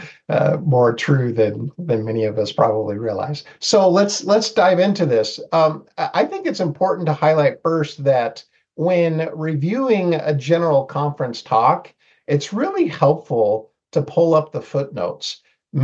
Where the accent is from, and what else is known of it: Seattle, Washington, United States; born or raised there; moved away as an adult; also born or lived in Mexico; now in Rexburg, United States